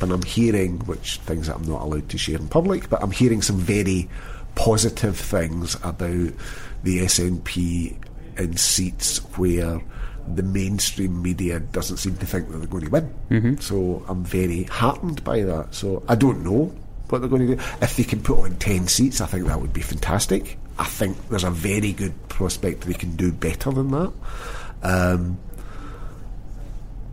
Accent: Glasgow, Scotland, United Kingdom; I was brought up in North Lanarkshire, you know, in East End of Glasgow, North Lanarkshire

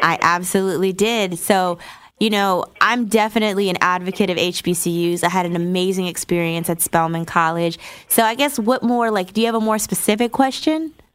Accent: New Jersey, United States; now in Atlanta, United States; I'm from New Jersey

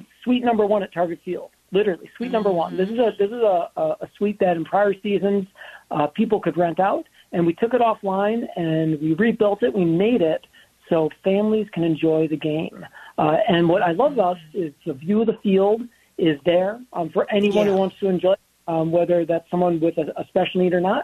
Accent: Minnesota, United States; being a Minnesotan

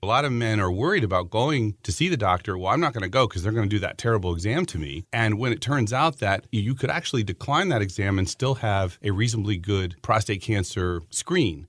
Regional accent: Pennsylvania, United States; moved away as an adult; also born or lived in South Carolina; now in Maryland, United States; I grew up in Pennsylvania

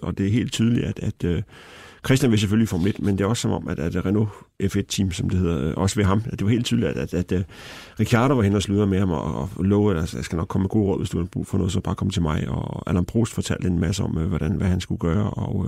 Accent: Denmark; jeg var fra Danmark

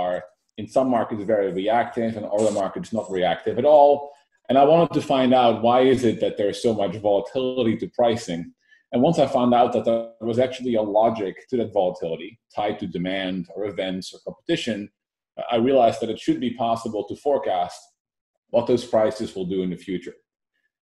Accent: Netherlands; moved away as an adult; now in Silicon Valley, United States; I moved to Silicon Valley about 7 years ago, born and raised in the Netherlands

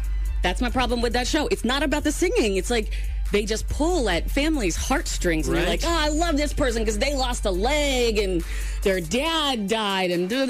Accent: Pennsylvania, United States; I was born in Pennsylvania.

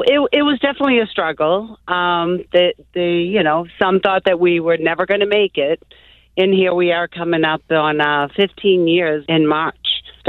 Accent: Boston, Massachusetts, United States; growing up in South Boston, and, you know, times were tough back then in the 60s and 70s.

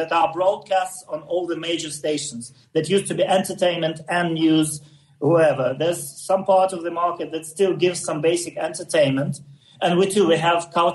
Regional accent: Ukraine; first language Russian; English is a second language

